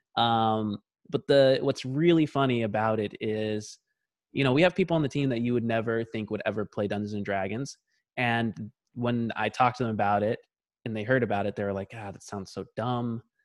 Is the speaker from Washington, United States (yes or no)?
yes; Tacoma, Washington, United States; also born or lived in Lakewood, Washington; my dad was in the military, so we, we grew up in Tacoma, Washington, which is just about forty miles south of Seattle